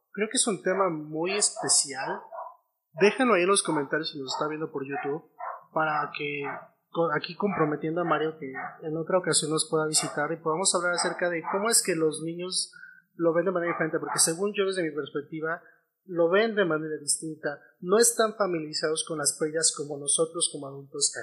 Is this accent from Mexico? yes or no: yes; Mexico; nosotros como mexicanos